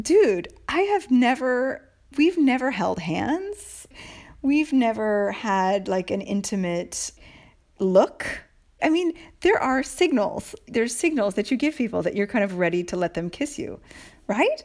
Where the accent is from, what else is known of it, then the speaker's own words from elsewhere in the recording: United States; moved away as an adult; now in Italy; I'm from America